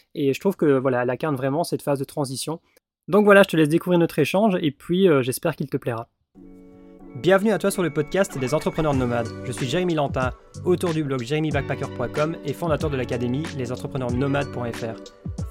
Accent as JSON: {"language": "French", "country": "Belgium", "moved": "yes", "said": "je suis belge"}